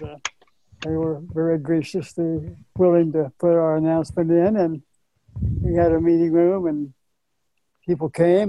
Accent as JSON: {"language": "English", "town": "Tulsa", "region": "Oklahoma", "country": "United States", "tie": "born or raised there", "said": "that convention was in my hometown here in Tulsa."}